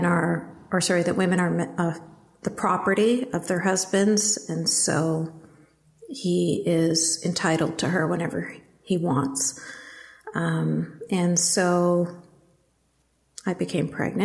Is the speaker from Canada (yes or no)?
yes; Canada; I was born and raised in Canada